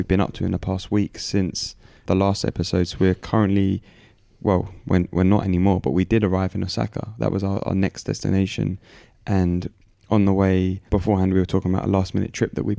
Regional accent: London, United Kingdom; we're from London.

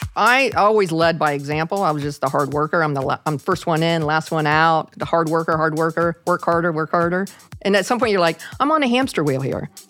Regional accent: Parkersburg, West Virginia, United States; I ended up having to stay in, in my hometown, of a little town of Parkersburg, West Virginia

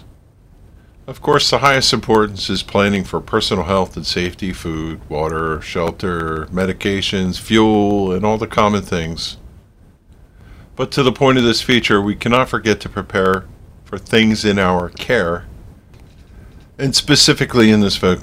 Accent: United States; As an American

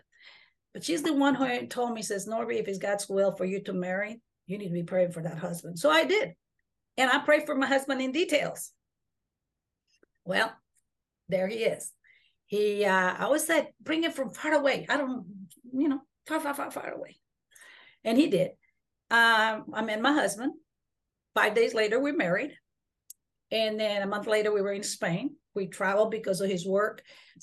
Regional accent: Honduras; now in Texas, United States; I am a Mayan Indian from the jungles of Honduras.

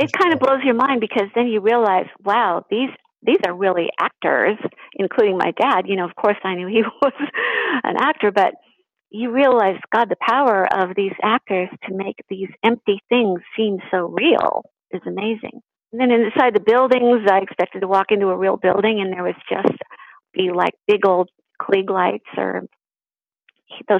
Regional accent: Los Angeles, California, United States; also born or lived in New York City, New York / Dumont, New Jersey; we moved out to L.A. then. I was about 5 years old then

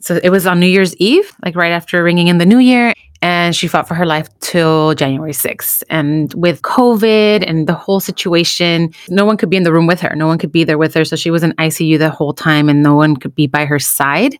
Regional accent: United States; also born or lived in Mexico (ancestry); bicultural experience of being American and being, you know, Mexican and, or, you know, children of immigrants

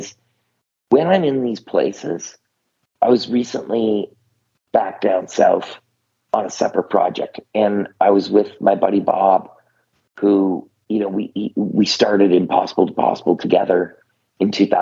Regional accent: Canada; I'm Canadian

